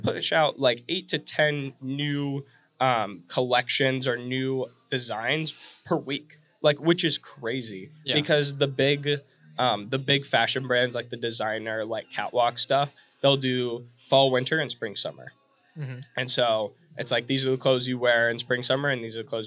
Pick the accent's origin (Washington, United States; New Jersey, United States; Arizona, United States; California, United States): California, United States; Fresno; now in Phoenix, United States; I'm from California, the Central Valley. I'm from Fresno, and it's about 2 hours from the beach